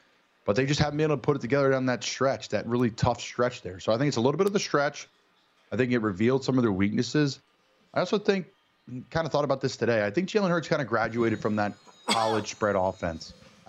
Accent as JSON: {"language": "English", "town": "Philadelphia", "region": "Pennsylvania", "country": "United States", "said": "I'm from Philadelphia."}